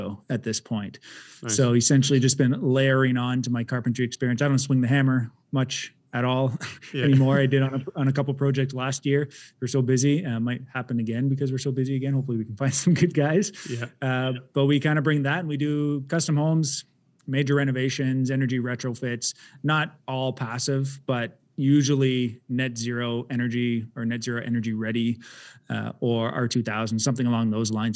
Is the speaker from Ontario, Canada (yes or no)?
yes; Ottawa, Ontario, Canada; I grew up in Orleans, though, East End